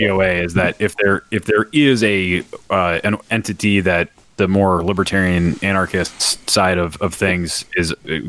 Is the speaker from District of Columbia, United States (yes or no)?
no; Raleigh, North Carolina, United States; where I grew up in Raleigh, I'm 3 hours from Richmond.